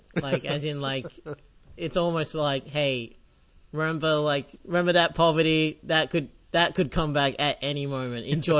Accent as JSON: {"language": "English", "country": "Australia", "said": "as an Australian"}